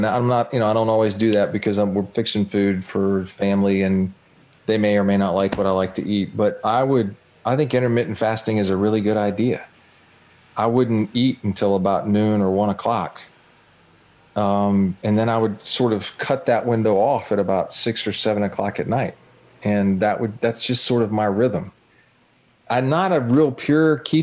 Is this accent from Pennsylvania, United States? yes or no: no; Jacksonville, Florida, United States; born or raised there